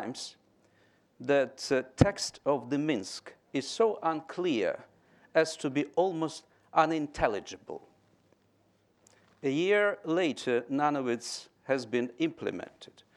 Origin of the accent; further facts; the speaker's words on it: Donetsk, Donetsk Oblast, Ukraine; moved away as an adult; born and spent almost half of my life in Donetsk. So this is my hometown.